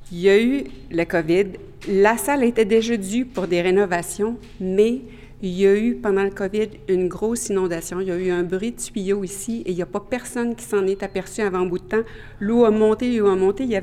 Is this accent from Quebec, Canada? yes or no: yes; Quebec City, Quebec, Canada; first language French; moved away as an adult; also born or lived in Ottawa; now in Regina, Canada; jazz, flûtiste, flûtiste jazz, demeurant à Regina, en Saskatchewan et originaire de Québec.